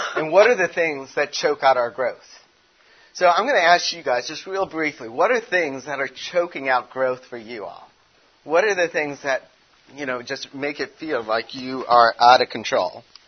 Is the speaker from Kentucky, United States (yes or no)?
no; Chicago, Illinois, United States; also born or lived in California; now in Tennessee, United States; I'm from Chicago